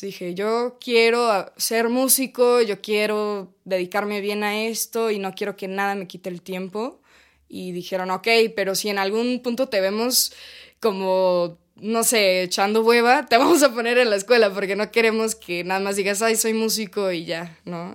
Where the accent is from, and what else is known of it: Ensenada, Baja California, Mexico; born or raised there; also born or lived in Monterey, California, United States